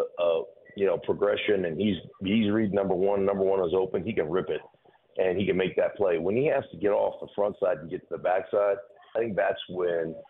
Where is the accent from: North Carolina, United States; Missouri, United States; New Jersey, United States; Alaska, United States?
Alaska, United States; Anchorage; moved away; also born or lived in Idaho; I grew up in Anchorage, Alaska